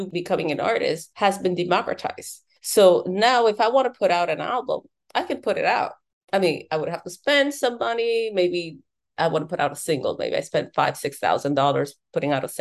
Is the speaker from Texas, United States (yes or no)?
no; New York, United States; also born or lived in Dominican Republic; now in Miami, United States; I am immigrant from Dominican Republic, grew up in New York, and I'm based out of Miami.